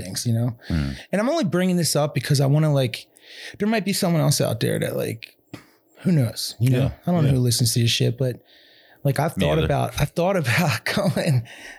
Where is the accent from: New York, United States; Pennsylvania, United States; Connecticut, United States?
Pennsylvania, United States; Ambler; growing up in Ambler, it's like one of those towns that just sucks you